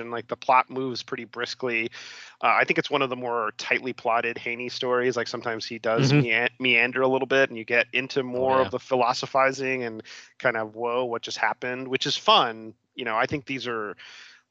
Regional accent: Miami, Florida, United States; I grew up in Miami

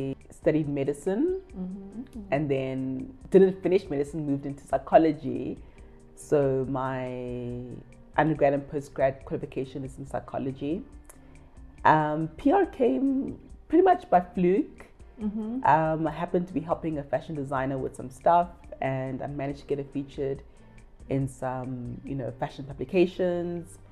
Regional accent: South Africa; also born or lived in Ghana; I am Ghanaian of origin, grew up in South Africa.

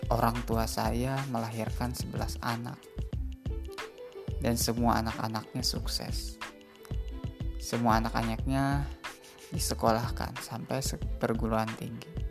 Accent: Gunung Batu, Indonesia; Jadi yang harus teman-teman ketahui di kampung saya, Kampung Gunung Batu, banyak sekali sejarah di sana.

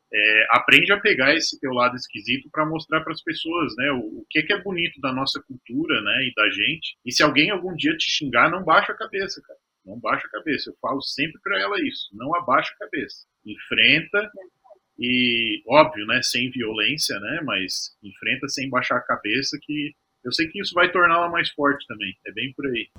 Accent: Araranguá, Santa Catarina, Brazil; moved away as an adult; also born or lived in Florianópolis, Brazil; now in United States; vim de uma cidade pequena, né, de Araranguá, do interior de Santa Catarina

